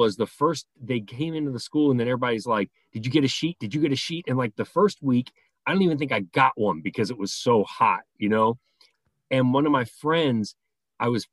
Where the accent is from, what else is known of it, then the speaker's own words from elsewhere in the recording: New York City, New York, United States; growing up in New York